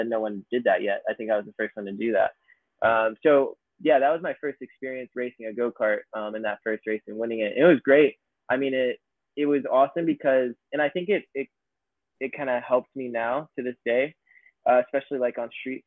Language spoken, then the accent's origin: English; near Atlanta, Georgia, United States; I grew up near Atlanta, Georgia, 30 minutes west of Atlanta, kind of near Smyrna and Marietta